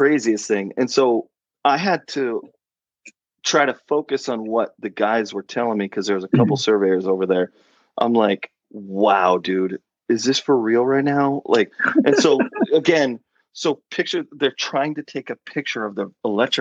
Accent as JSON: {"language": "English", "region": "Oregon", "country": "United States", "tie": "born or raised there", "also_born_or_lived": "Rhode Island", "moved": "as an adult", "said": "Oregon, lived in Oregon, lived there until I graduated high school"}